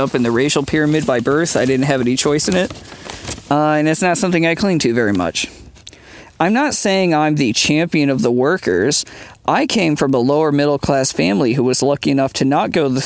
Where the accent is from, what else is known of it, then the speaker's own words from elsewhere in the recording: United States; speaking as an Irish American